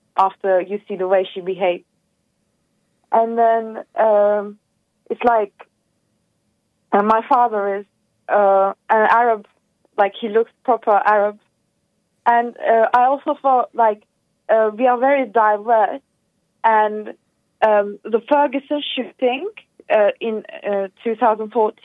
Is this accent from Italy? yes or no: no; Turkey; I'm from Turkey, but I'm actually my originals are from Macedonia, Balkan, and Greece